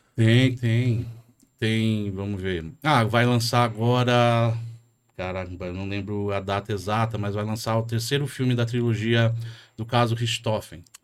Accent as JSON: {"language": "Portuguese", "town": "Jandira", "region": "São Paulo", "country": "Brazil", "tie": "born or raised there", "moved": "as an adult", "lives_now": "São Paulo, Brazil", "said": "Eu também sou de periferia, eu cresci em Jandira, Itapevi, ali naquele meio, na década de 90"}